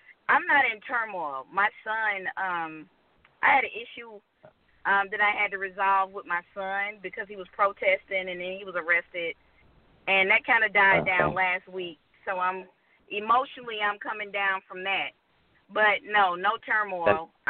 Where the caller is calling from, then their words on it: Georgia, United States; from Georgia.